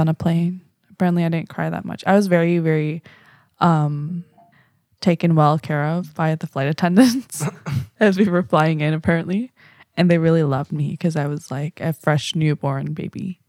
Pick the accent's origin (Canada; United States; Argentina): Canada; Vancouver, British Columbia; also born or lived in Korea; I'm from Vancouver.